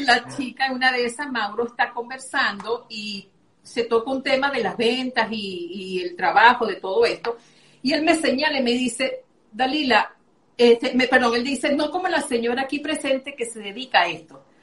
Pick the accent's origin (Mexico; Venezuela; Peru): Venezuela; moved away as an adult; now in Medellín, Colombia; Soy venezolana, pero ya tengo cuatro años aquí en Medellín, aquí en Colombia.